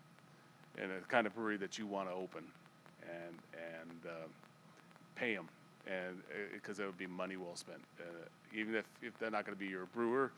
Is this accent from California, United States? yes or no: yes; Northern California, United States; moved away as an adult; now in Las Vegas, United States; I grew up in Northern California with the A's and the Raiders and the Warriors